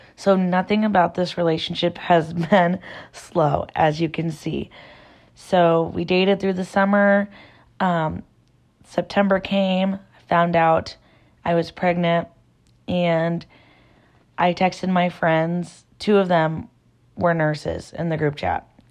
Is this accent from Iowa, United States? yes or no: yes; Garner, Iowa, United States; born and raised in Iowa. I'm from a really small town